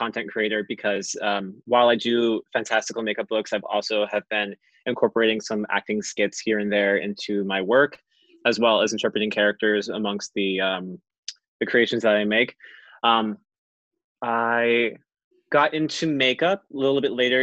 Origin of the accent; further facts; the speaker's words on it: New Jersey, United States; Growing up where I grew up in New Jersey, I live in a very small rural town